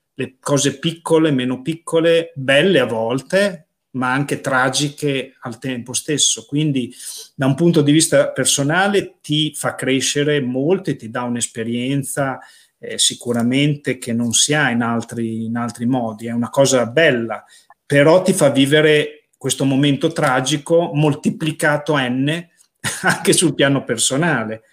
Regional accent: Casalecchio di Reno, Emilia-Romagna, Italy; la città dove sei nato, nel mio caso, o dove vivi

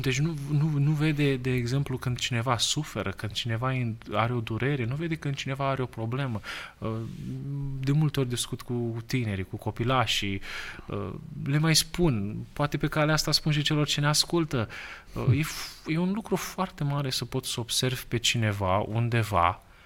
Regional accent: Romania; noi, da, ca români

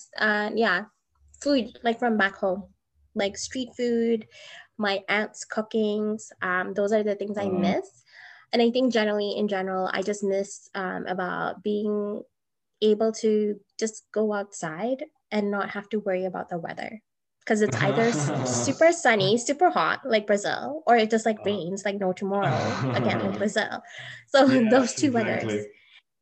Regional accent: Malaysia; now in Edmonton, Canada; as a female growing up in Malaysia

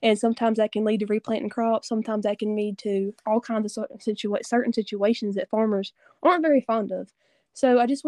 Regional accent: Northeast Louisiana, United States; I am in from North Louisiana.

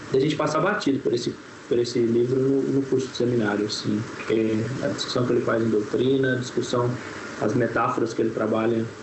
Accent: São Paulo, Brazil; also born or lived in Minas Gerais; now in Brasília, Brazil; sou mineiro, é, criado no estado de São Paulo, morando em Brasília

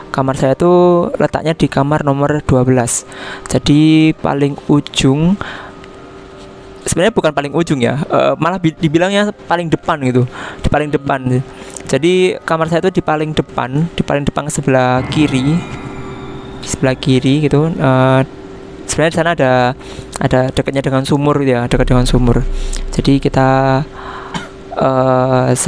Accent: East Java, Indonesia; born there; kota saya kota kota kelahiran saya dekat dengan Banyuwangi

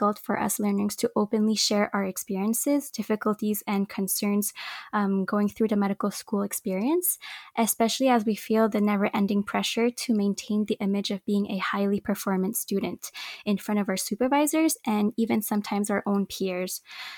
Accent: Montreal, Quebec, Canada; I was born and raised in Montreal.

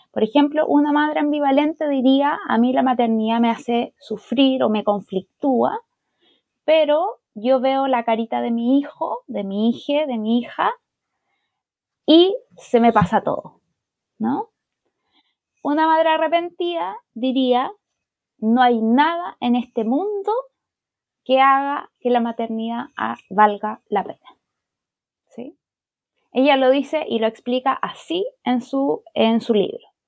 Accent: Chile; also born or lived in Santiago, Chile; yo soy chilena, vivo aquí en Santiago de Chile

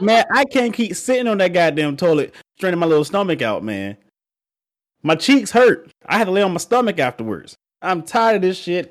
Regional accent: Georgia, United States; I'm from Georgia. We from the South.

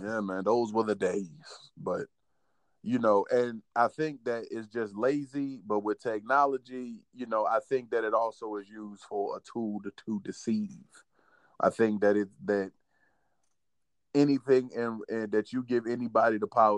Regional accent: Virginia, United States; I'm from Virginia

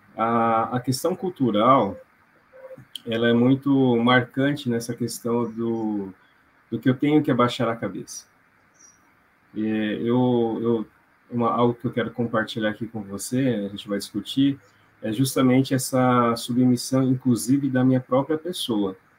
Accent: Londrina, Paraná, Brazil; sou de Londrina

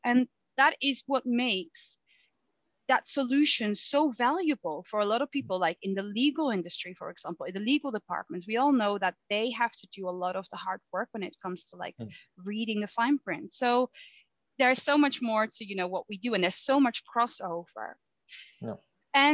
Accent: Netherlands; now in United Kingdom; when I moved from the Netherlands to the UK, it was actually because I really wanted to do a master's degree, but I also really love the UK.

